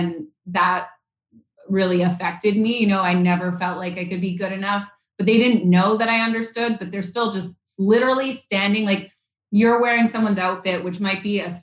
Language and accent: English; Vancouver, British Columbia, Canada; I grew up in Vancouver, Canada